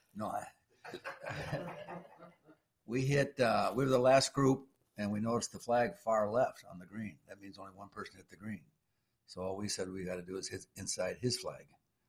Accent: South Beloit, Illinois, United States; We're in from South Beloit, Illinois.

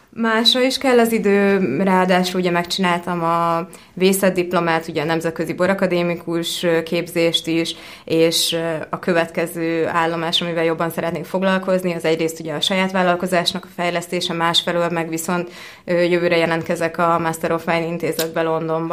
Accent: Hungary; also born or lived in California, United States; Kaliforniában születtem, az első pár évet ott töltöttem, de alapvetően, ö, európaiként szocializálódtam hat éves korom óta élek Magyarországon.

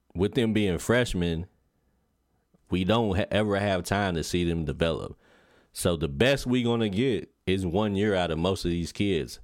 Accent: Lexington, Kentucky, United States; I'm from Lexington, Kentucky, born and raised

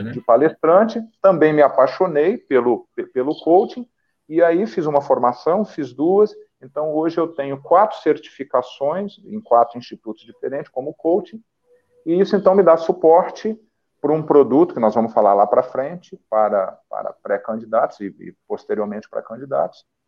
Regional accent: Getulina, São Paulo, Brazil; also born or lived in interior of Paraná, Brazil; now in Fortaleza, Brazil; Eu estou em Fortaleza, mas eu sou eu, eu, sou natural aí do interior de São Paulo. Minha cidade minha cidade onde eu nasci chama Getulina. Minha primeira infância foi no, no Paraná, no interior do Paraná.

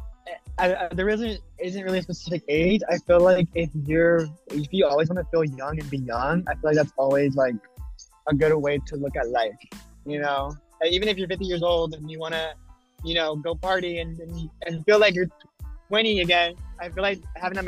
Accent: Alabama, United States; moved away; I'm from Alabama

